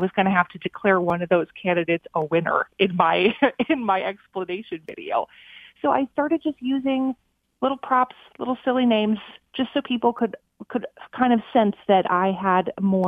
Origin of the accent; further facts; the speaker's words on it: Minnesota, United States; moved away as an adult; my hometown in Minnesota